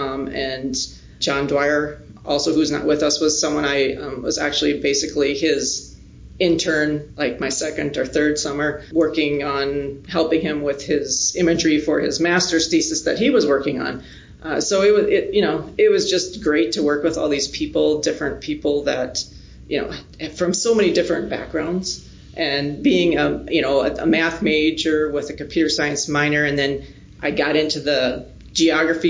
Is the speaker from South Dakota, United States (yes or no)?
yes; Menno, South Dakota, United States; I am originally from South Dakota, a small town called Menno, just southeast of here